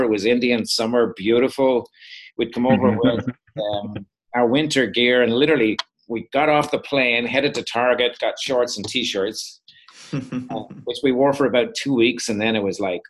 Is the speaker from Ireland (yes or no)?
yes; Dublin, Leinster, Ireland; moved away as an adult; now in Minneapolis, United States; I'm not from North Dakota. I'm from Dublin in Ireland. And we've been over here 25 years now